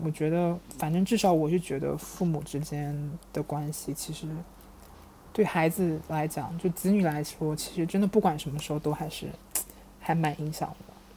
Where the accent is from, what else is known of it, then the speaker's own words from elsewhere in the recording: Wenzhou, Zhejiang, China; 因为我也是浙江人嘛，就是，嗯，温州那一块